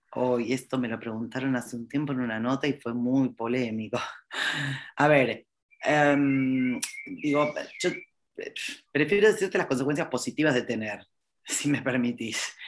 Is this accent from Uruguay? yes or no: no; Argentina; yo soy argentina